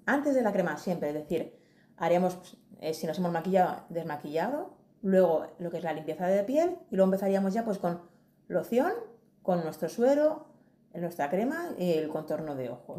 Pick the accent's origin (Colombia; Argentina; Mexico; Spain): Spain; Madrid, Community of Madrid; Soy de Madrid